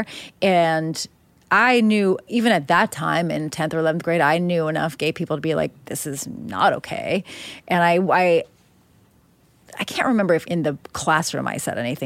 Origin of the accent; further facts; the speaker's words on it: Upper Darby, Pennsylvania, United States; I can like name five or six families off the top of my head in my hometown